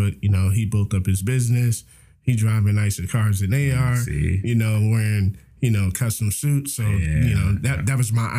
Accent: Plainfield, New Jersey, United States; I was born and raised in Plainfield, New Jersey.

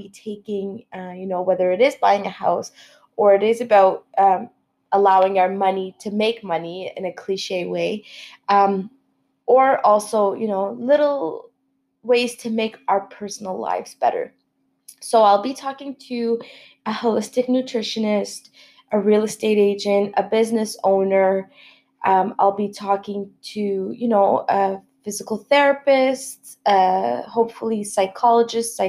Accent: Ottawa, Ontario, Canada; moved away as an adult; now in Montreal, Canada; I was born and raised in Ottawa, moved to Montreal about 3 years ago

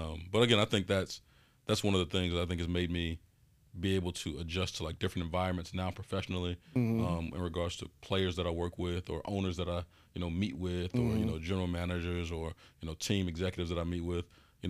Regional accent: Chicago, Illinois, United States; I grew up in 3120 West Madison. He was in 3054 West Madison. If you've seen the movie Hoop Dreams, Marshall High School was across the street from where we grew up. So, I mean, that's like right in the heart of the west side of Chicago.

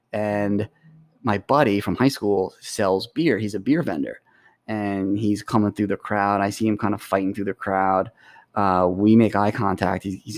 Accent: Long Island, New York, United States; I grew up on Long Island, so it was part of my childhood.

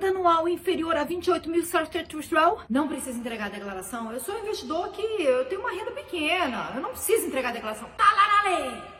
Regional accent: Belo Horizonte, Minas Gerais, Brazil; Nos interior de Minas, eu não falo assim, não, sou de BH, gente, tô zoando.

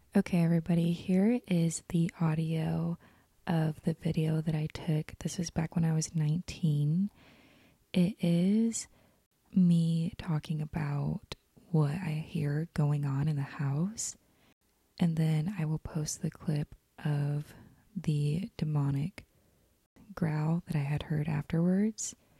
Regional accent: Utah, United States; I grew up in Utah

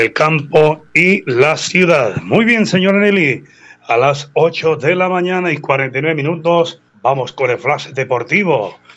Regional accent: San Gil, Santander, Colombia; somos exalumnos del Colegio Seminario San Carlos de San Gil

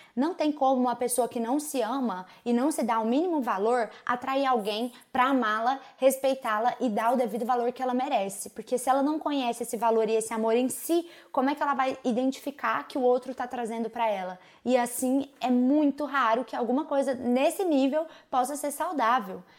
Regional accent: Uberaba, Minas Gerais, Brazil; Eu cresci ouvindo essas músicas, porque sou de Uberaba, Minas Gerais, beijo pra minha terra raiz

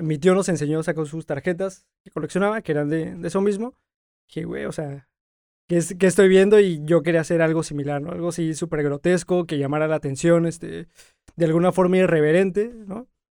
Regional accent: Mexico City, Mexico; moved away as an adult; now in Tijuana, Mexico; yo soy de la Ciudad de México y tengo apenas cumplidos cuatro años acá.

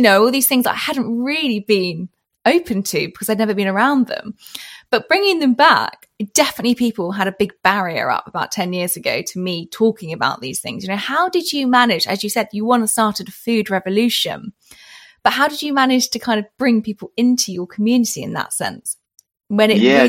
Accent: Portsmouth, South East England, United Kingdom; moved away as an adult; also born or lived in London / New York; I came from Portsmouth, lived in London for a little bit, and then went to New York

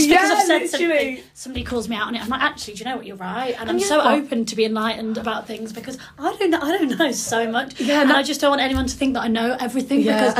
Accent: near Birmingham, West Midlands, United Kingdom; So I'm from near Birmingham, if you can't tell from my awful accent

